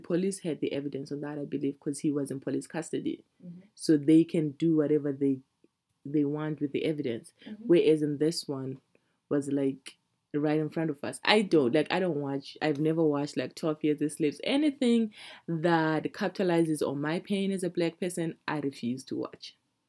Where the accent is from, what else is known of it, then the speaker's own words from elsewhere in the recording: Zimbabwe; now in Canada; I usually say I'm from Zimbabwe because I don't want to have this conversation with you.